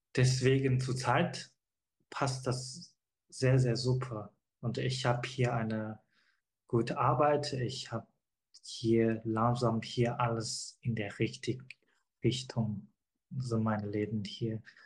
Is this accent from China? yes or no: yes; China; German is a second language; moved away as an adult; now in Germany; China ist doch meine Heimat Heimatland und meine Eltern waren